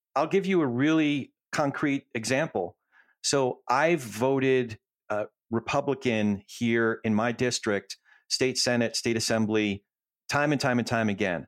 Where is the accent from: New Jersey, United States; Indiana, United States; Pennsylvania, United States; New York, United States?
New Jersey, United States; moved away; I grew up in Jersey